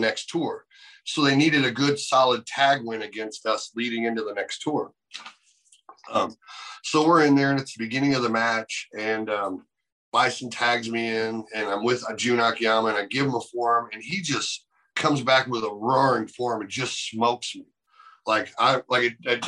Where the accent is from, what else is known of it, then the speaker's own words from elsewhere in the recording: United States; I'm an American